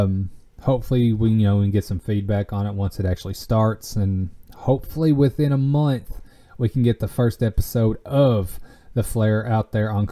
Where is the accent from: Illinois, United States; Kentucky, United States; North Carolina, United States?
Kentucky, United States; Tompkinsville; I am attending the watermelon festival here in my hometown